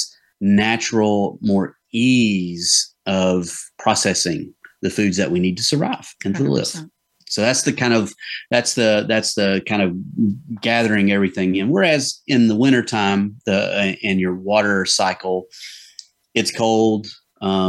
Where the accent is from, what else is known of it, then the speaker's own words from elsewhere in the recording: the South, United States; I'm from the South